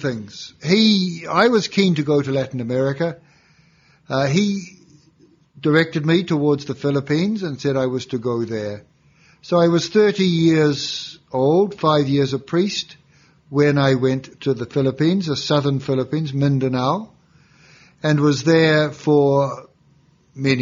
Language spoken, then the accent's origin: English; New Zealand; moved away as an adult; now in Rome, Italy; so I'm from New Zealand originally, and even as a young fellow, I was very inspired by the work of the Marist missionaries, which I'd read about at school